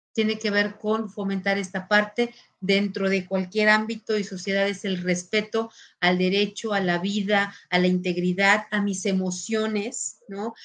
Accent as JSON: {"language": "Spanish", "country": "Mexico", "said": "soy mexicana"}